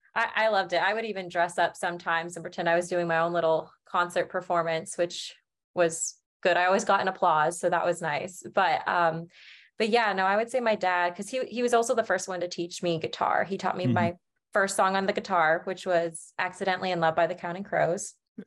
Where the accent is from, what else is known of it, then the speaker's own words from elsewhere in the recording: Branson, Missouri, United States; now in Springfield, United States; It was good. It's very much like a kind of a tourist small town and stuff. So it was like definitely the summers. It was like you had your traffic all the time. I'll never regret like kind of growing up there